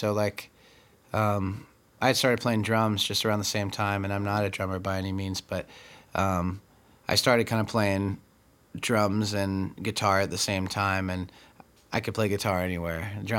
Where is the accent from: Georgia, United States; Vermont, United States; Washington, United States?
Washington, United States; Tri-Cities; born or raised there; also born or lived in California / Texas / Colorado / Okinawa